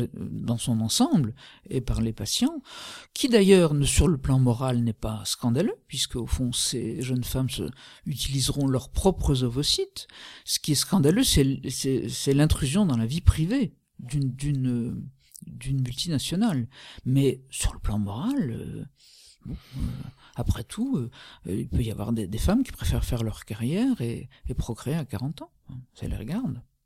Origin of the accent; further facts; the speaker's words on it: France; nous sommes français